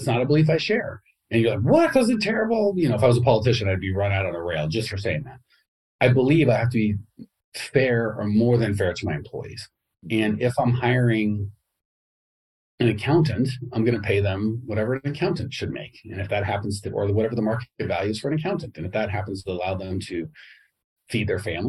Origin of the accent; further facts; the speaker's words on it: United States; growing up in America